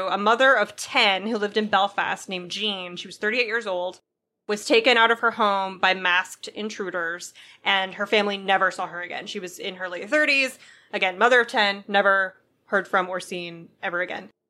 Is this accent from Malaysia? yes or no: no; Venezuela; English is a second language; I'd not mentioned before, but I'm originally from Venezuela, and though my country hasn't gone through a civil war in the strict sense